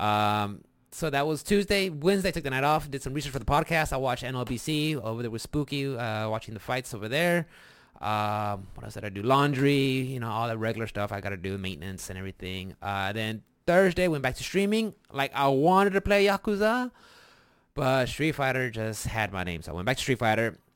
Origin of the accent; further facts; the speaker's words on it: Texas, United States; we're from Texas